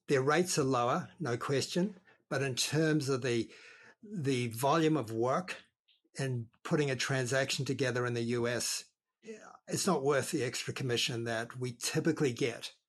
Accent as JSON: {"language": "English", "country": "New Zealand", "also_born_or_lived": "Australia", "moved": "yes", "lives_now": "Lake County, California, United States", "said": "I'm from down under. I'm a, I'm actually a New Zealander, or we call ourselves a Kiwi"}